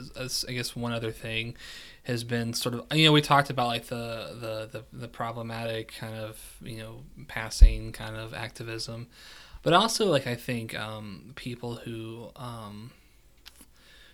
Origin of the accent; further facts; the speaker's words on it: West Virginia, United States; moved away; also born or lived in Kentucky; born and raised West Virginia, but it's also consider myself a Kentuckian because I spent a significant amount of time there